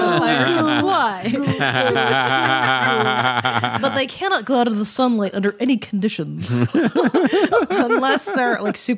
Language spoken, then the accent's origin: English; Los Angeles, California, United States; also born or lived in Canada; I grew up in L.A.